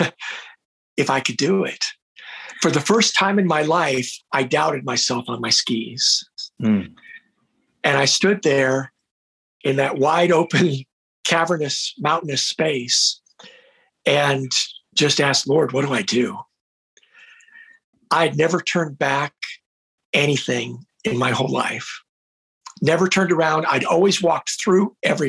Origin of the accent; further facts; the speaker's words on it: United States; I was an ignorant American